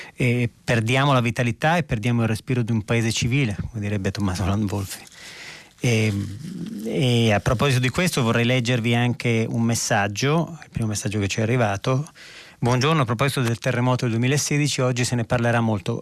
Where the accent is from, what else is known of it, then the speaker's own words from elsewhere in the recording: Verona, Veneto, Italy; quando ero ragazzino ero a Verona